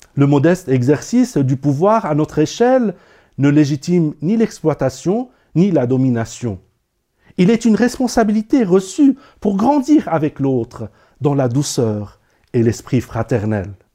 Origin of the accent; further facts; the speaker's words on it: Lebanon; moved away; au Liban, mon pays natal.